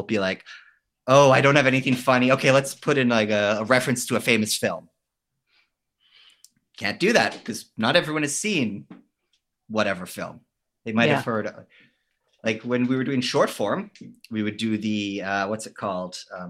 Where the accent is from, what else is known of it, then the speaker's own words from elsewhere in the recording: West Vancouver, British Columbia, Canada; also born or lived in Los Angeles; now in Berlin, Germany; I'm originally from Vancouver. In fact, West Vancouver